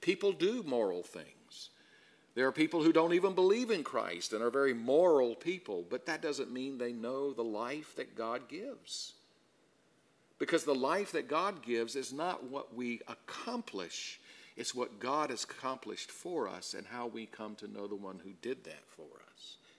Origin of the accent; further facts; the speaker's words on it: South Carolina, United States; I grew up in South Carolina